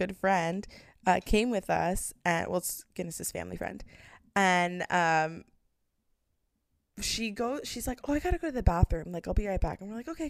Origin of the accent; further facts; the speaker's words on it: United States; we are American.